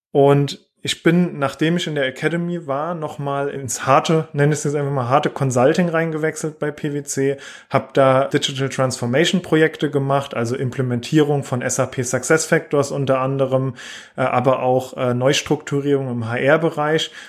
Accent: southwest Germany, Germany; Wie man auch hört, äh, komme ich so aus der Region, ähm, eher Richtung äh, im Süden äh, in Deutschland oder Südwesten.

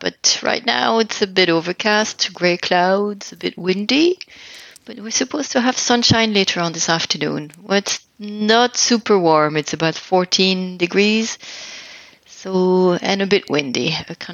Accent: Alsace, Grand Est, France; English is a second language; moved away as an adult; also born or lived in Cork, Ireland; now in Ireland; I'm originally from France. I am from the northeast of France, the region called Alsace

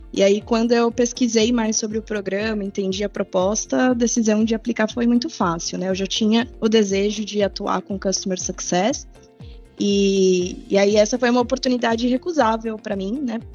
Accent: São Paulo, Brazil; moved away as an adult; now in interior of São Paulo state, Brazil; sou natural de São Paulo, mas eu moro no interior há 10 anos já

